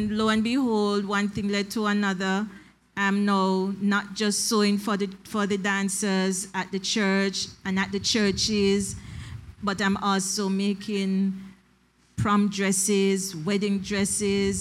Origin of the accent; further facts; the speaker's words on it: Jamaica; moved away as an adult; also born or lived in St. Kitts; now in Saint Kitts and Nevis; when I came to St. Kitts, I realized, I'm from Jamaica